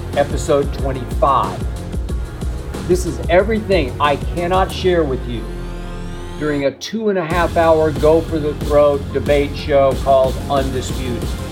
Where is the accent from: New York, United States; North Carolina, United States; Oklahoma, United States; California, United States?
Oklahoma, United States; Oklahoma City; moved away; Oklahoma City, my hometown